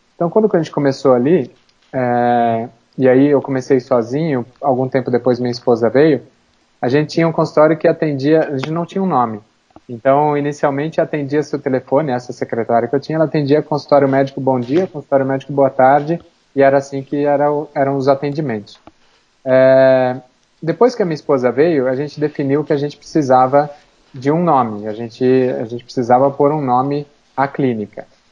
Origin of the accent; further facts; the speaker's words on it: Campinas, São Paulo, Brazil; now in São Paulo, Brazil; Campinas, que é a minha cidade natal